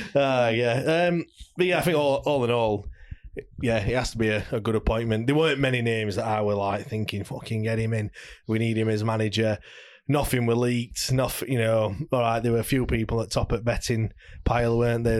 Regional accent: Sheffield, Yorkshire and the Humber, United Kingdom; we're from Sheffield

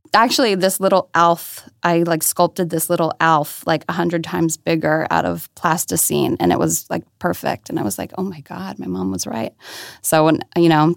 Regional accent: outside of Baltimore, Maryland, United States; moved away as an adult; now in New York, United States; I'm originally from Maryland, so outside of Baltimore

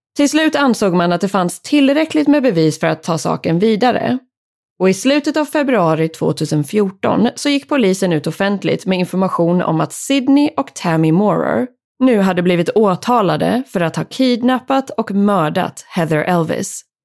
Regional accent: Sweden; här hemma i Sverige

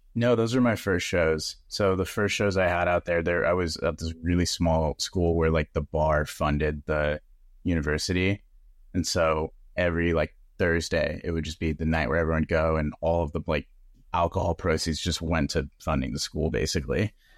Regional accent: San Diego, California, United States; I was living at home 'cause I'm from San Diego

